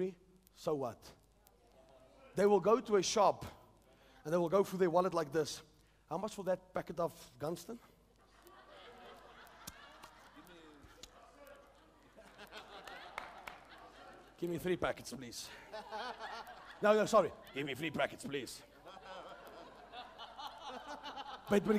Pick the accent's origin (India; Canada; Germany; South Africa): South Africa; I'm a South African.